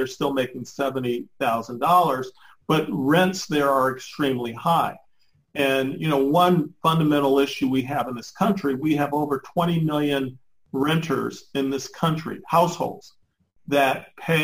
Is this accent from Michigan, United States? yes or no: yes; Detroit, Michigan, United States; I grew up in Detroit